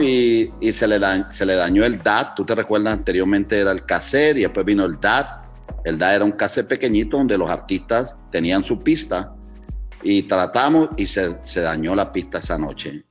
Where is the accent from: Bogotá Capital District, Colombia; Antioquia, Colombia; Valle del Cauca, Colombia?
Valle del Cauca, Colombia; Cali; now in Chicago, United States; yo soy salsero caleño